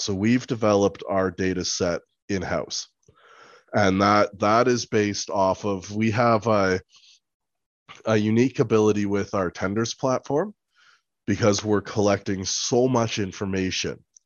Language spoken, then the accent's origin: English; Nairobi, Kenya; I was born in Nairobi, Kenya